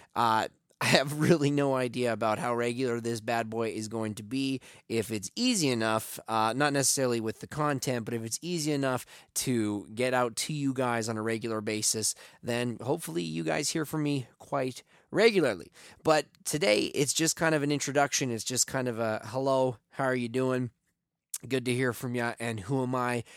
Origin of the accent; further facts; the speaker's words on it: Taber, Alberta, Canada; a eight-year-old boy growing up in Tabor, Alberta